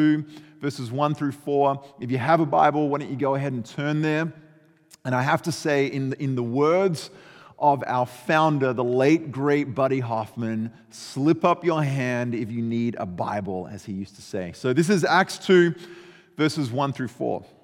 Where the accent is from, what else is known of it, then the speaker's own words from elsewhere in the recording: Australia; I grew up in Australia